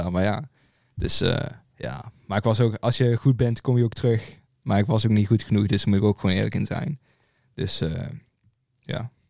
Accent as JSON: {"language": "Dutch", "region": "Limburg", "country": "Netherlands", "said": "Ja, ik ben uh … ik kom uit Limburg, ik ben 19."}